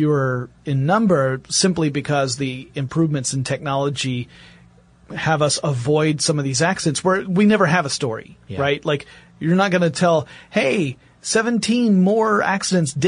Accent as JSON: {"language": "English", "town": "Gainesville", "region": "Georgia", "country": "United States", "tie": "born or raised there", "said": "I grew up in Gainesville, Georgia, poultry capital of the world."}